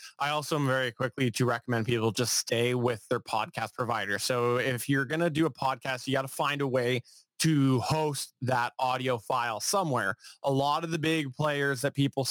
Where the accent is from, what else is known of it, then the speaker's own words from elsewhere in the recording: Canada; I'm Canadian